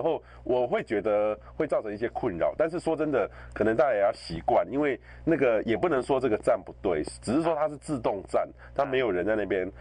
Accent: Taiwan; 我们台湾人

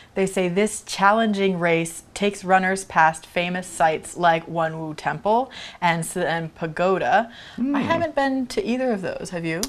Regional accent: California, United States; moved away; I grew up in California

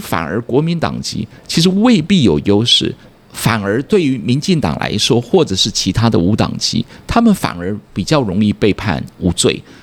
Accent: southern Taiwan, Taiwan; also born or lived in United States; 小时候在南部长大

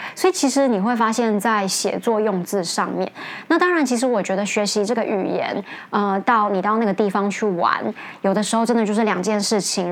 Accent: Los Angeles, California, United States; accent: American; moved away; 以前生活在美国的时候，我可能也是在洛杉矶

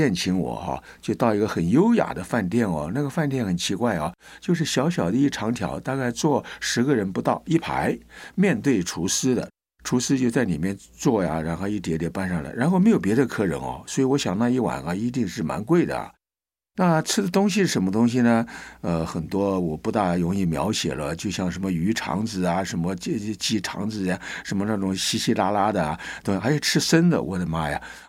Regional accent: China; 他认为我们中国人是很粗鲁啊。

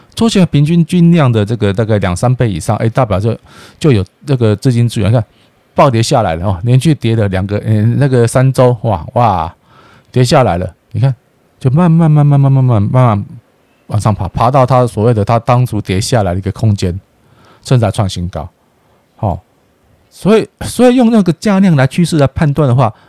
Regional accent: Taiwan; 我爱台湾啊，我是台湾人，我是台湾人呐

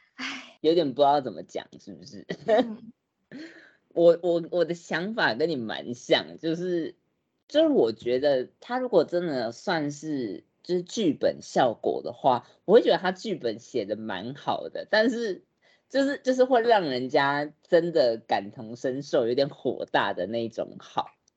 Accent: Taiwan; 我们台湾人

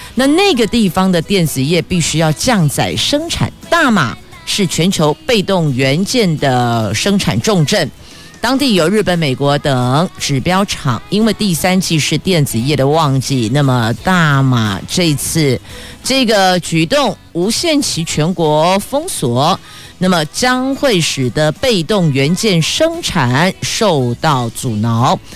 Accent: Taoyuan, Taiwan; 我们桃园人

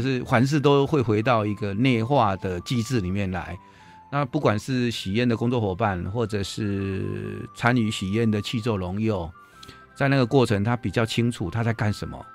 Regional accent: Puyan, Changhua County, Taiwan; 我是彰化普賢鄉的人

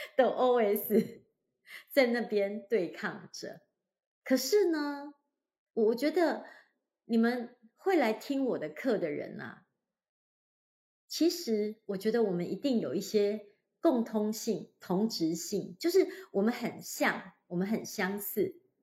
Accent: Hualien, Hualien County, Taiwan; moved away; 我老家呢，花莲，就是一个面向太平洋的一个城市，小城市

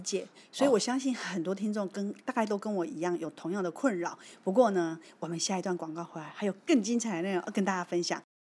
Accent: Taiwan; 我身为台湾人，跟石文医师是同样在台湾这个岛

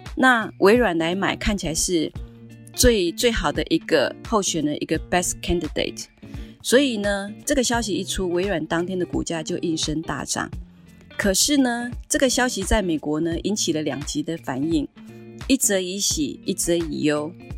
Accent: Taiwan; 我们台湾人

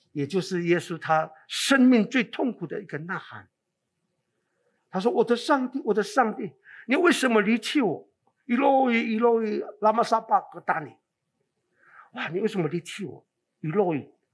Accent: Taiwan; also born or lived in Qicaihu (ancestral homeland, Nantou); now in Hualien, Taiwan; 这个是我们布农族单色群，我是单色 群的一个，啊，的一个后代

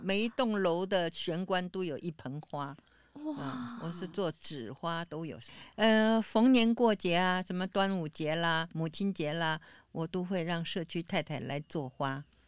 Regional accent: Taipei, Taiwan; also born or lived in Beijing, China; 两三岁的时候到台湾，我就听闽南话

